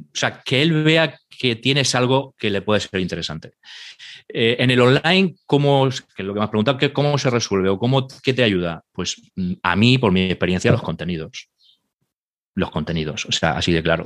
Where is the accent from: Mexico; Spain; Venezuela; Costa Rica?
Spain; Murcia, Region of Murcia; yo soy de Murcia